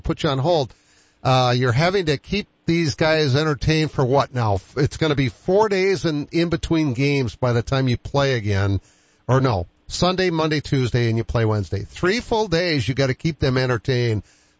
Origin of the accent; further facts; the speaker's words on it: Boston, Massachusetts, United States; now in Sioux Falls, United States; I grew up with it in Boston.